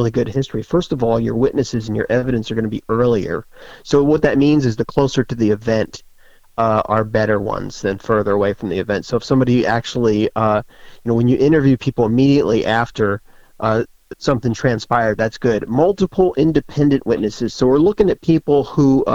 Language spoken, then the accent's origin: English; the North, United States; now in Florida, United States; I grew up in the north